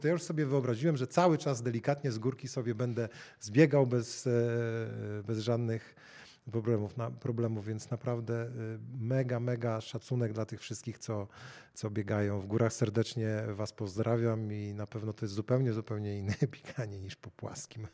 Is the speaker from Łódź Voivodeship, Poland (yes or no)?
no; Gdańsk, Pomeranian Voivodeship, Poland; jako rodowity gdańszczanin